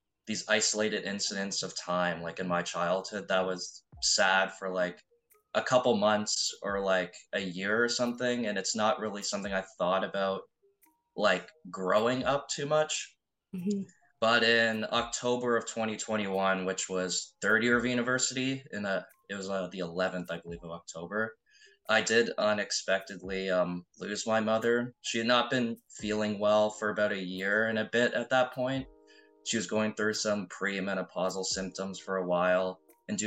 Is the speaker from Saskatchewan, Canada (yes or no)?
no; Ontario, Canada; like what you'd see in Ontario. Like growing up in like a nice town